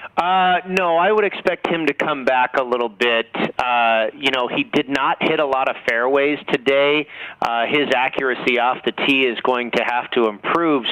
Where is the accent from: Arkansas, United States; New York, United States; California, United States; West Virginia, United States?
California, United States; Northern; also born or lived in San Diego; I grew up in Northern California